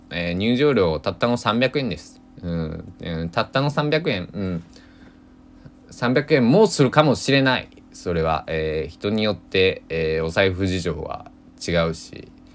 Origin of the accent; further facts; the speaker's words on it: Susaki, Kochi, Japan; now in Kagawa, Japan; 地元高知県、佐喜市、人口二万何百人かな